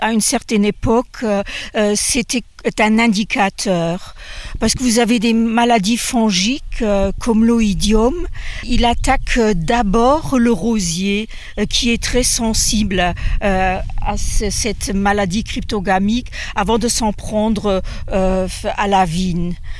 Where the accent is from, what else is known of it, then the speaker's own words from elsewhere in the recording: Luxembourg; je suis luxembourgeoise